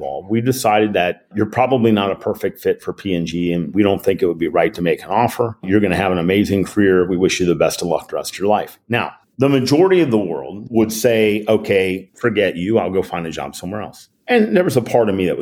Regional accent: Cincinnati, Ohio, United States; in Cincinnati, my hometown

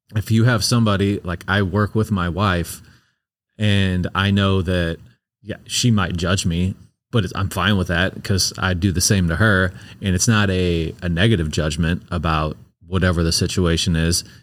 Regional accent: St. Louis, Missouri, United States; I'm from Saint Louis

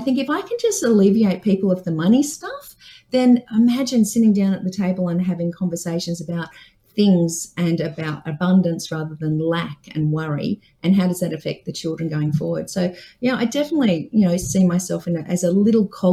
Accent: Dubbo, New South Wales, Australia; I grew up in Dubbo on a farm.

